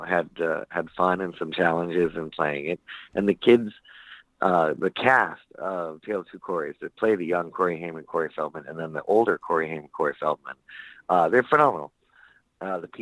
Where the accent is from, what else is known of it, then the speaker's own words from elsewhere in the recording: Palm Springs, California, United States; also born or lived in Sacramento, California / Los Angeles, California / Malibu, California; Palm Springs, California, born